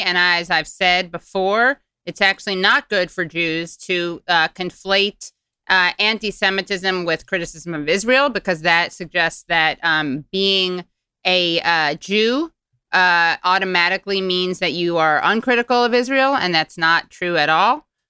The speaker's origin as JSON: {"language": "English", "country": "Ireland", "said": "And as an Irishman, I'm just saying that's extra problematic."}